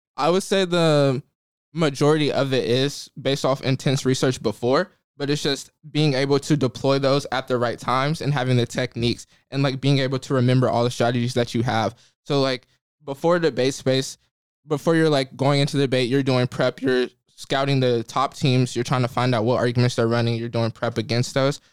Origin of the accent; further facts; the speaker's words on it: Jackson, Mississippi, United States; moved away as an adult; now in Cambridge, United States; I'm from Mississippi